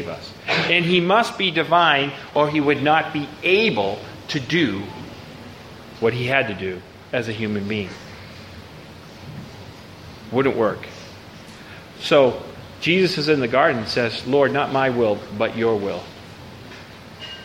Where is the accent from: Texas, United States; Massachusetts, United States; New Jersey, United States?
Massachusetts, United States; Boston; now in Baton Rouge, United States; I live in Baton Rouge, but I'm from Boston.